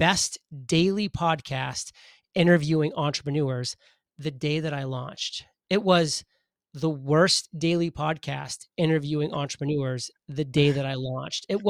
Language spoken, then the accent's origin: English; Maine, United States; I'm a boy from Maine, grew up in the state of Maine.